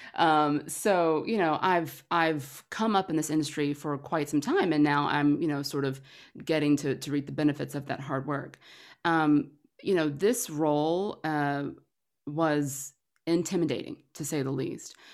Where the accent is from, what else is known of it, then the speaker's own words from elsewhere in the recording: Atlanta, Georgia, United States; moved away as an adult; now in Los Angeles, United States; I'm a Georgia girl. I'm from Atlanta, um, but moved to L A about ten years ago